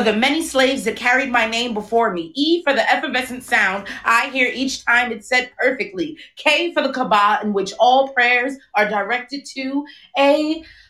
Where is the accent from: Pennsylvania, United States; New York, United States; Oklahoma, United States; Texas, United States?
New York, United States; New York City; now in Brooklyn, United States; I am from Queens, but I currently live in Brooklyn